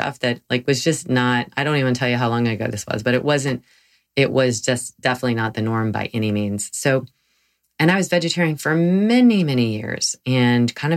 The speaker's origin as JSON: {"language": "English", "region": "the South", "country": "United States", "tie": "born or raised there", "said": "I grew up in the South, and I grew up eating meat"}